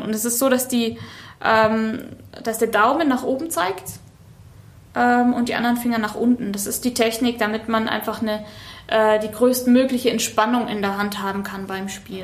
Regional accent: Bavaria, Germany; also born or lived in Munich; now in Hanover, Germany; Ich bin in München geboren und in Bayern aufgewachsen, in einem ganz kleinen Ort, da am Chiemsee

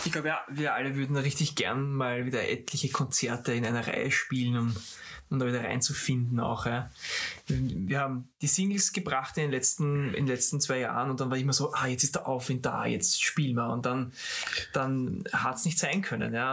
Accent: Austria; als Österreicher

